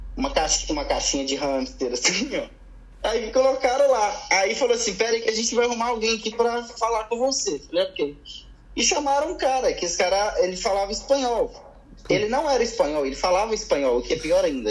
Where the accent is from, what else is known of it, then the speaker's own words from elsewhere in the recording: Belo Horizonte, Minas Gerais, Brazil; moved away; Eu sou de BH, sou de Belo Horizonte